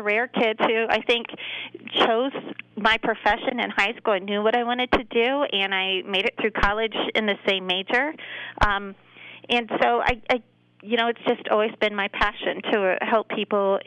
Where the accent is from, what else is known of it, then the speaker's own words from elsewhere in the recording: Cardington, Ohio, United States; also born or lived in Marion, Ohio; I was born in Marion, Ohio. And raised in Cardington, Ohio